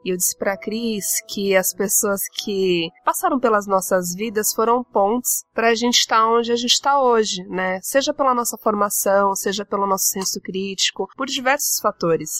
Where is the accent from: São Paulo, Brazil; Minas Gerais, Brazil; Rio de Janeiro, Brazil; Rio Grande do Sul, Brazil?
São Paulo, Brazil; como uma menina de periferia, sou da Zona Leste de São Paulo